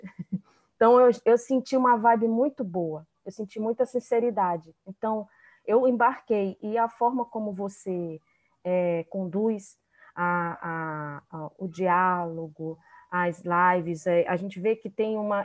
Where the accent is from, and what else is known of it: Amazonas, Brazil; also born or lived in Rio de Janeiro